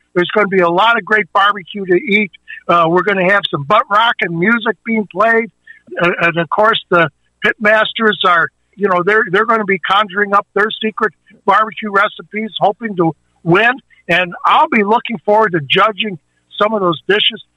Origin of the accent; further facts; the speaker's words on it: Chicago, Illinois, United States; Born and raised in Chicago, I grew up eating the best you know, storefront barbecue in Chicago.